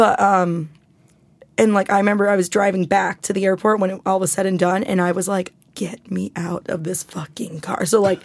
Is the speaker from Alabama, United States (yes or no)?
no; New York City, New York, United States; I'm a New Yorker